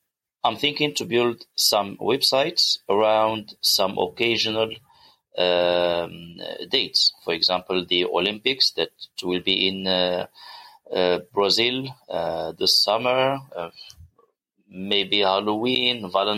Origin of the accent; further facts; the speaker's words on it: Morocco; from Morocco. Actually, I am new to internet marketing.